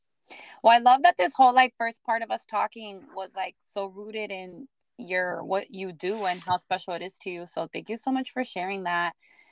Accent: Miami, Florida, United States; I grew up in Miami, so everybody just spoke Spanish.

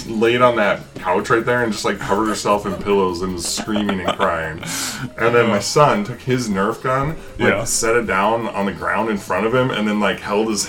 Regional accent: Montana, United States; I grew up in Montana.

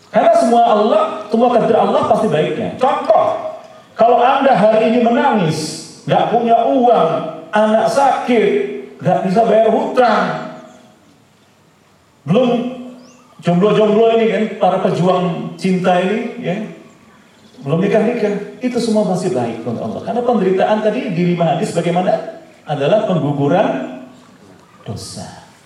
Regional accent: Java, Indonesia; Nih, karena saya juga Jawa ya saya kurang Jawa-Jawa gitu.

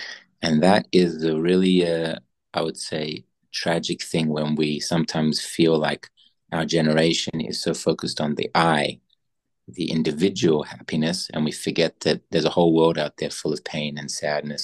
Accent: Australia; now in Israel; growing up, I grew up in Australia

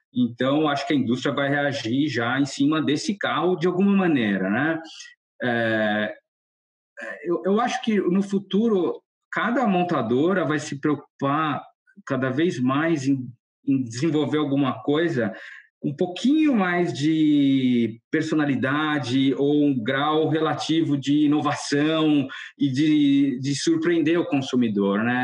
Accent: Brazil; first language Portuguese; moved away as an adult; Eu curto muito ter voltado para o Brasil

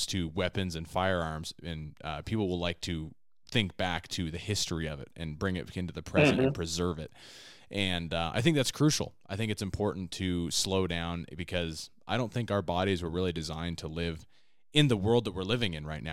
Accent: West Coast, United States; I was born and raised on the West Coast

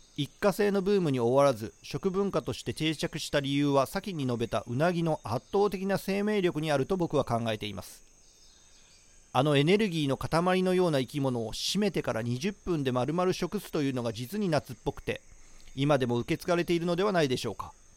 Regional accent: Shiga, Japan; now in Tokyo, Japan; 僕が生まれ育った滋賀県は

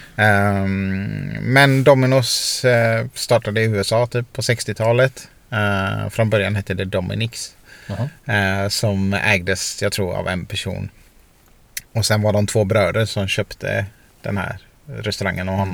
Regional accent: Sweden; i Sverige är vi så här

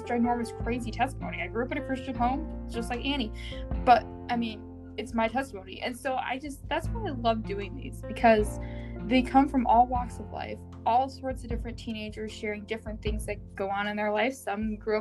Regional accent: Michigan, United States; I am from Michigan

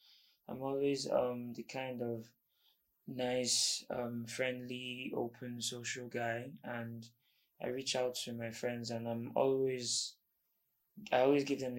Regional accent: Imo, Nigeria; also born or lived in Abuja; Okay, I'm from Imo State.

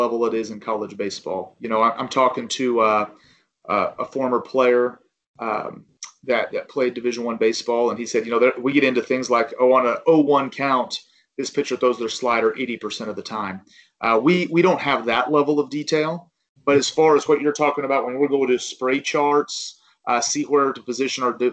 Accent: Ozark, Missouri, United States; it is my hometown

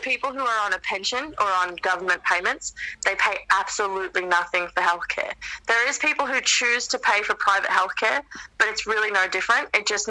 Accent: United States; now in Australia; growing up in the States when I was a kid

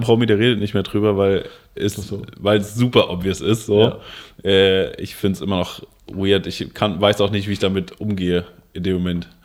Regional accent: Koblenz, Rhineland-Palatinate, Germany; ich komme aus Koblenz

